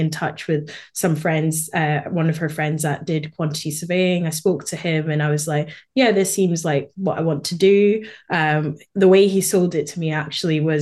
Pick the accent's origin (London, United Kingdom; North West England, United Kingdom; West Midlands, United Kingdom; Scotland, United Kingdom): Scotland, United Kingdom; Edinburgh; accent: Scottish, Edinburgh; also born or lived in Malawi; I was born in Malawi in Southeast Africa. And then my family moved to Scotland when I was 10 years old, and that it's a Scottish accent, Edinburgh specifically